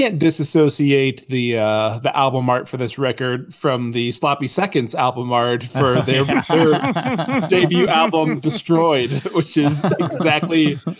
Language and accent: English; Chicago, Illinois, United States; now in Naperville, United States; I'm from Chicago.